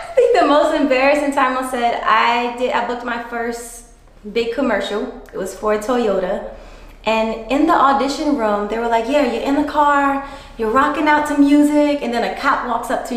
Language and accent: English; New Orleans, Louisiana, United States; I'm from NOLA. From New Orleans, Louisiana. East Beast